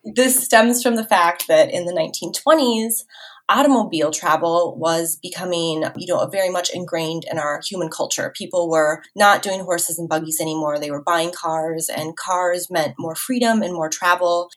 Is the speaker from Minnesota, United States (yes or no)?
yes; Minnesota, United States; moved away as an adult; now in San Luis Obispo, United States; I am actually from Minnesota, hyper rural Minnesota to be exact